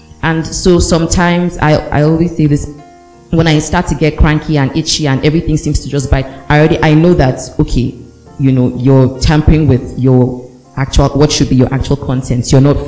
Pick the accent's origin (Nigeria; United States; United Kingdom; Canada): Nigeria; Ondo; No, you don't know me. I'm from Ondo.